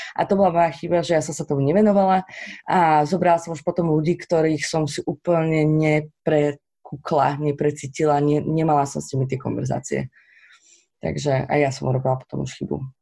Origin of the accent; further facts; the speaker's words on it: Slovakia; sme Slováci